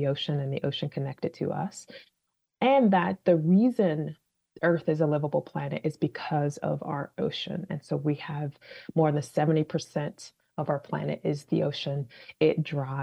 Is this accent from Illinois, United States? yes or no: yes; Chicago, Illinois, United States; also born or lived in Washington, D.C. / California; now in Boston, United States; I was born and raised in Chicago, so I'm not a Bostonian.